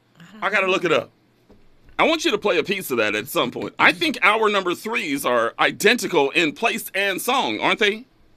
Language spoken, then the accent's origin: English; New York City, New York, United States; I'm from New York City. I'm from New York.